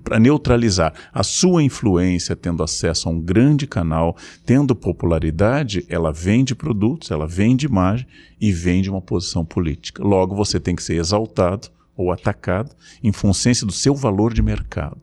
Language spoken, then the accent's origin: Portuguese; Rio Grande do Sul, Brazil; como eu entrava no circo Tupi na minha infância, no Rio Grande do Sul.